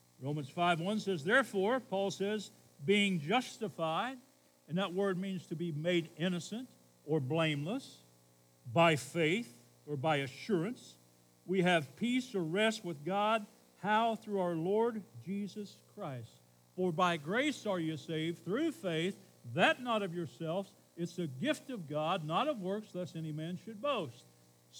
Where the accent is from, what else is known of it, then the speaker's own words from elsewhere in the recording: Camden, United States; I'm from Camden.